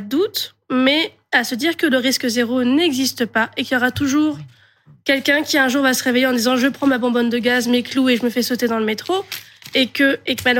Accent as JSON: {"language": "French", "town": "Paris", "region": "Île-de-France", "country": "France", "tie": "born or raised there", "said": "j'avais 10 ans en 95 et 30 en 2015, donc vous calculez mon âge, chute. euh, moi, j'ai grandi à Paris, donc j'ai grandi dans un endroit euh, assez central"}